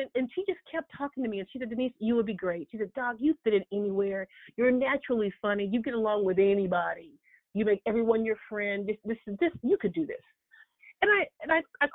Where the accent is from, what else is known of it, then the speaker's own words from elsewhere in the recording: Huntsville, Alabama, United States; moved away as an adult; also born or lived in Florida; I hail from Huntsville, Alabama